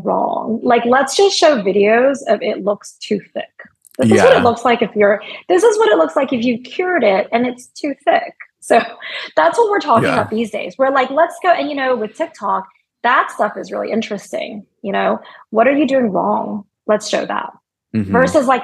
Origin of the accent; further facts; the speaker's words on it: United States; I'm very American